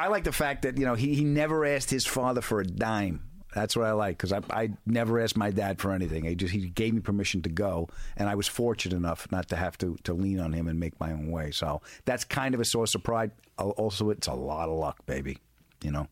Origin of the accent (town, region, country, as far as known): Long Island, New York, United States; born or raised there